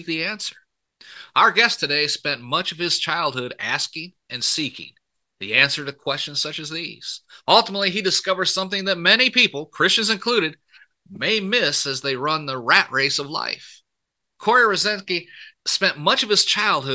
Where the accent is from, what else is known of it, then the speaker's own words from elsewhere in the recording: Port Huron, Michigan, United States; accent: a little southern accent; moved away; also born or lived in Texas; I was born and raised up in Michigan, right in Port Huron